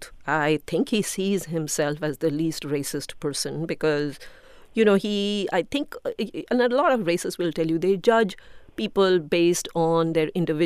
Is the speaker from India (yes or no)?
yes; India; now in United States; I'm an immigrant from India